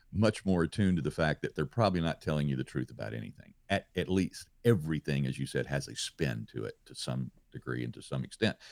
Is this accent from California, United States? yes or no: no; Louisiana, United States; being home in my home state of Louisiana